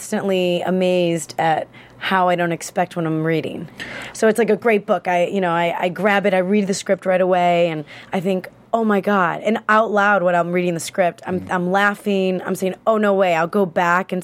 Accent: Chicago, Illinois, United States; moved away; also born or lived in New York; I'm like from Chicago

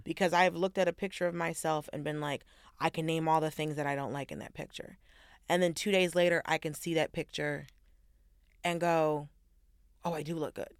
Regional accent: the South, United States; I'm from the South

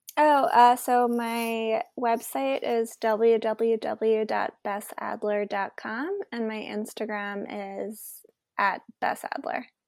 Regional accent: New York City, New York, United States; I grew up in New York City, so as a high school student, I experienced nine eleven

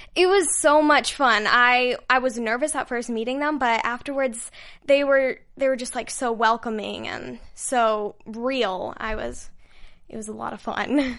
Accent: Utah, United States; moved away; I'm from Utah

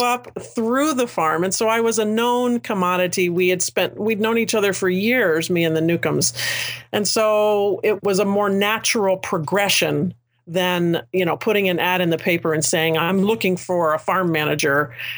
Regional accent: United States; a ten minute commute from my hometown

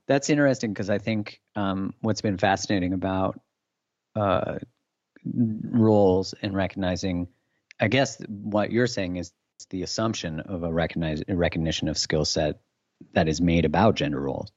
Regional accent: Canada; I'm Canadian

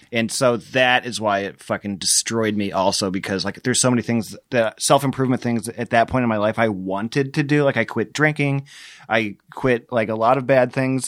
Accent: Muscatine, Iowa, United States; I grew up in Muscatine

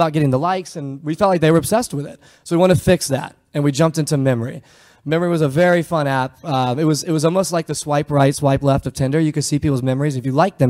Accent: United States; moved away as an adult; also born or lived in Charlotte / Palo Alto / San Francisco; we're from small town Virginia, North Carolina

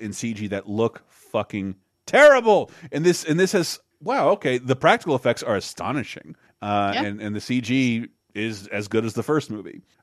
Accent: Tallahassee, Florida, United States; as a boy growing up in Tallahassee, Florida

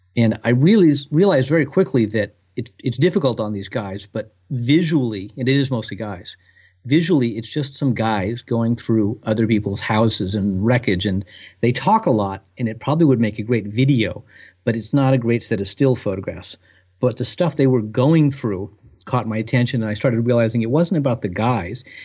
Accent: Southern California, United States; now in Providence, United States; growing up in Southern California

